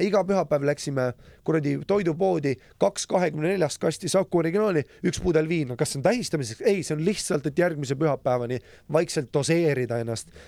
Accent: Lapland, Finland; moved away; also born or lived in Estonia; Soomes kasvasin, Lapimaal suure osa oma väga nagu noorest lapsepõlvest ülesse

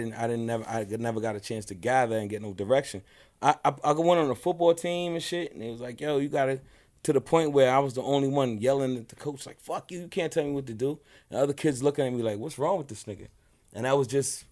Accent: New York City, New York, United States; also born or lived in Nyack, New York; I was raised in Brooklyn for the first 8 years of my life.

